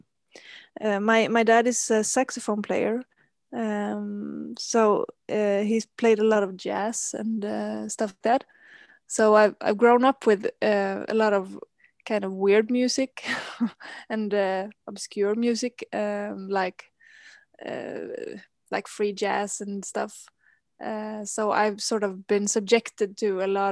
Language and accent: English; Gothenburg, Västra Götaland, Sweden; I'm calling from Gothenburg, which is the second biggest city of Sweden. It's located on the west coast, and here this is the place where I've grown up and lived most of my life.